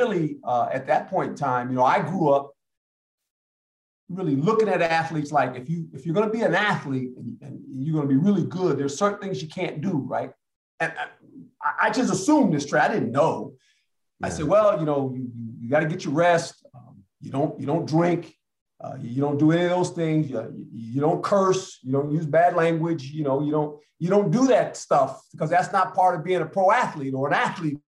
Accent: Seaside, California, United States; also born or lived in Fort Dix, New Jersey / Germany; And so I grew up on the West Coast. That's how I ended up where I ended up in Seaside and Monterey on the peninsula, right, due to the fact there was an Army base. And I kind of grew up there

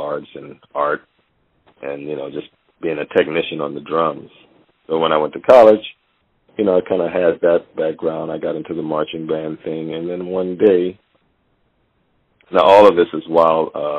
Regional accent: Louisiana, United States; also born or lived in Monroe, Louisiana / Opelousas, Louisiana; I was born in Monroe, Louisiana. I think my father and mother moved to Opelousas, Louisiana

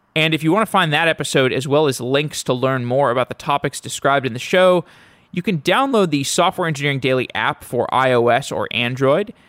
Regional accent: Austin, Texas, United States; moved away; I'm from Austin originally

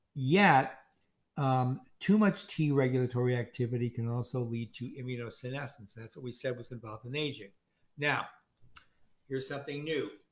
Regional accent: Chicago, Illinois, United States; I'm from Chicago

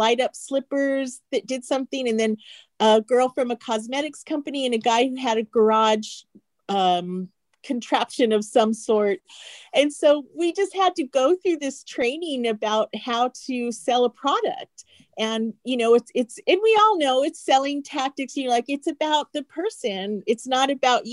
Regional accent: Phoenix, Arizona, United States; my hometown of Phoenix, Arizona

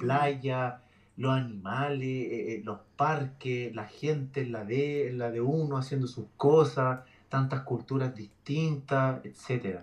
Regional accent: Santiago, Santiago Metropolitan Region, Chile; moved away as an adult; now in Brisbane, Australia; en, Chile, porque soy, chileno

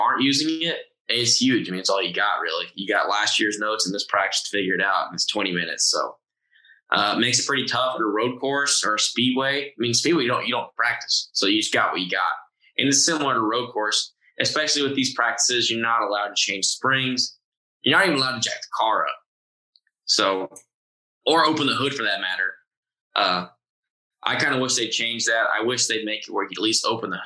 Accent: Austin, Texas, United States; Austin just because it's my hometown and I know where stuff is

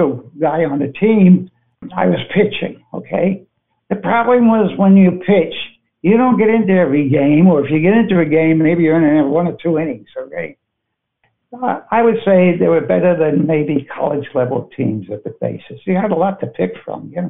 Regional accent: New York City, New York, United States; moved away; also born or lived in Brooklyn / Manhattan; I was born in Brooklyn, but I never lived there. Lived in Queens for about 16 years

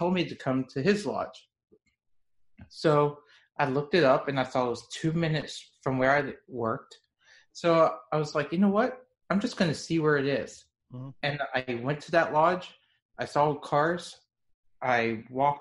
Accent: Dallas, Texas, United States; also born or lived in Israel; I'm from Dallas, Texas. I'm 32 years old

